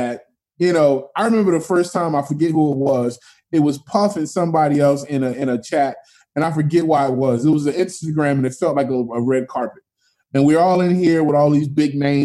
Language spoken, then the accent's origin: English; Philadelphia, Pennsylvania, United States; moved away as an adult; also born or lived in New York; I grew up in Philly